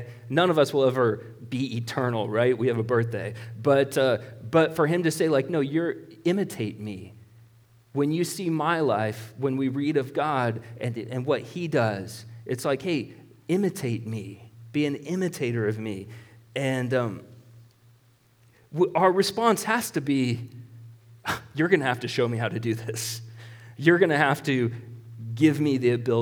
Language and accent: English; Marshalltown, Iowa, United States; I was born in Marshalltown Hospital. That's where I was born.